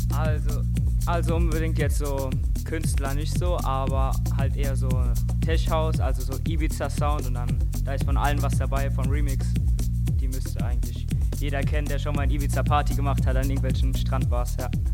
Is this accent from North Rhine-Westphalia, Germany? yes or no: no; Frankfurt, Hesse, Germany; Und ich komme aus Frankfurt